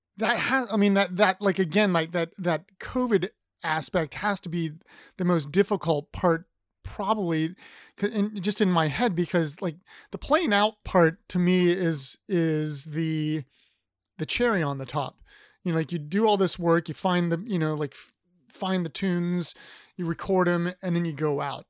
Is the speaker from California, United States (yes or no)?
no; Ohio, United States; moved away as an adult; now in Virginia, United States; I'm from Ohio